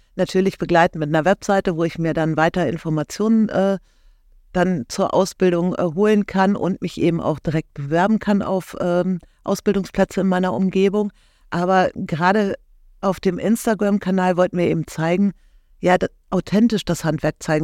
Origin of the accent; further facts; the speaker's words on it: Cologne, North Rhine-Westphalia, Germany; ich komme aus Köln oder beziehungsweise unsere Firma sitzt in Köln